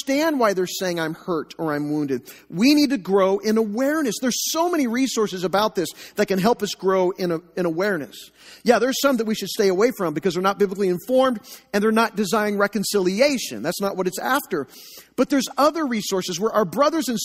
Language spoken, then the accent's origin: English; Joplin, Missouri, United States; also born or lived in Enid, Oklahoma; We moved to Joplin when I was about 3 years old